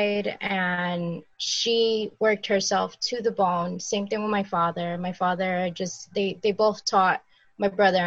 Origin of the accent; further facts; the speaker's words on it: Uniondale, New York, United States; I grew up in Uniondale, New York.